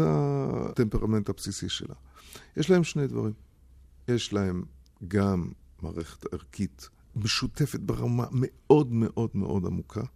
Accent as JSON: {"language": "Hebrew", "town": "Basel", "region": "Basel-Stadt", "country": "Switzerland", "tie": "born or raised there", "moved": "yes", "said": "התחתנו בעיר הולדתי באזל"}